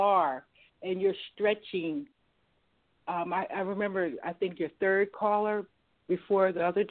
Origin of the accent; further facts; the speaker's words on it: Maryland, United States; from Maryland.